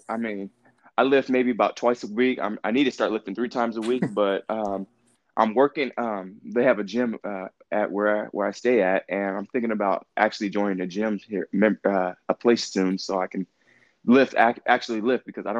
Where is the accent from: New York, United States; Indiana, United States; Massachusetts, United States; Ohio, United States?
Indiana, United States; Indianapolis; moved away as an adult; now in Dallas, United States; I'm from Indianapolis, Indiana.